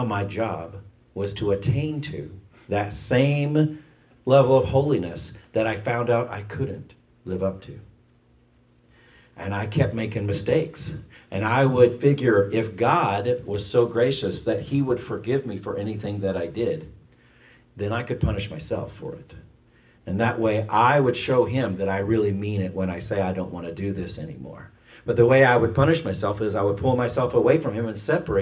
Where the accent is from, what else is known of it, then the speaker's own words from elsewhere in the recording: Ireland; I'm Irish